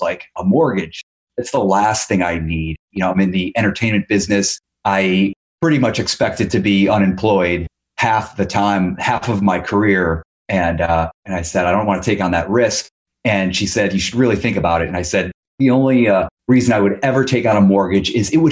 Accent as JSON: {"language": "English", "region": "Ohio", "country": "United States", "also_born_or_lived": "New York", "moved": "yes", "lives_now": "Los Angeles, United States", "said": "I'm originally from Ohio"}